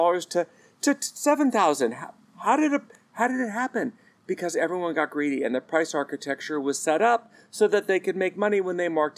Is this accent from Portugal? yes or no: no; United States; As an American